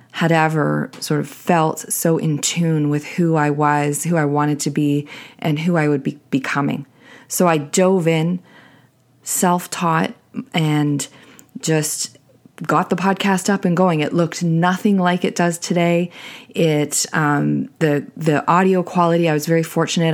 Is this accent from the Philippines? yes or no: no; Canada; I'm Canadian